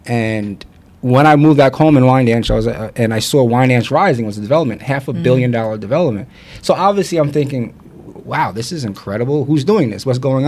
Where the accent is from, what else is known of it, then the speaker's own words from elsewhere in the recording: Long Island, New York, United States; moved away as an adult; also born or lived in Newark; growing up in Long Island